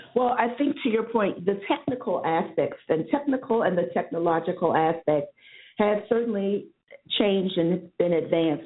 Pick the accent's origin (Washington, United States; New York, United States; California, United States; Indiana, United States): New York, United States; New York City; moved away as an adult; also born or lived in New Hampshire / Boston; I'm born and raised in New York City, but I was educated in New Hampshire